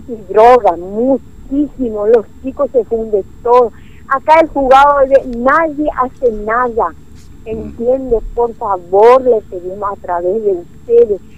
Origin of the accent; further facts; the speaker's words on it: Clorinda, Formosa, Argentina; nosotros los, los florindenses